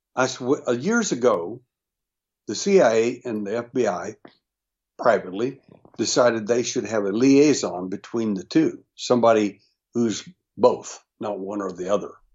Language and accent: English; Texas, United States; I was born in Texas